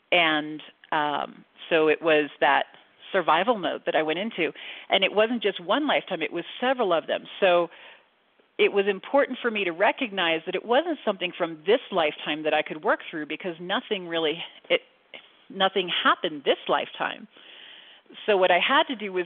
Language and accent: English; Central Florida, United States; I grew up in Central Florida